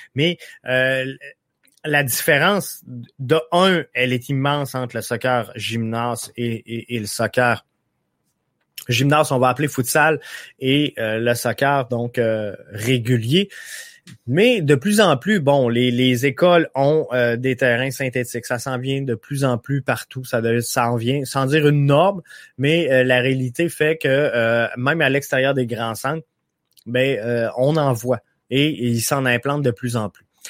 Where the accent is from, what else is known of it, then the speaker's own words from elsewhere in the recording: Quebec, Canada; chez nous au Québec